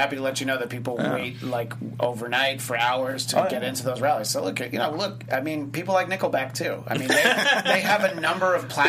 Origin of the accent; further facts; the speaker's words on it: Goshen, New York, United States; I have papers that say I was born in Goshen, New York